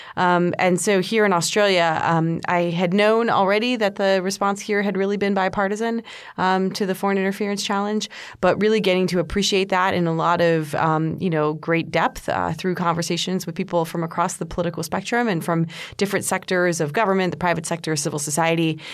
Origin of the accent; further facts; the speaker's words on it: United States; I'm an American